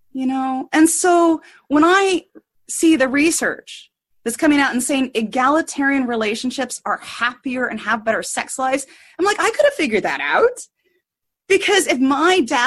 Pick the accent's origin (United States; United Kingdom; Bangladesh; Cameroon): United States; So I grew up in redneck America, probably 50 years behind the rest of the country.